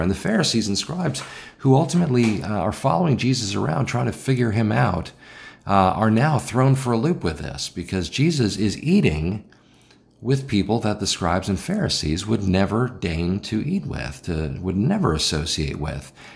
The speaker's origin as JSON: {"language": "English", "town": "Chicago", "region": "Illinois", "country": "United States", "said": "I'm from Chicago"}